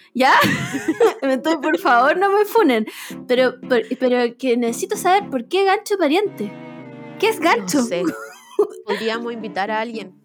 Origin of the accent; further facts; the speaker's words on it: Chile; del acento chileno es que cambiamos las conjugaciones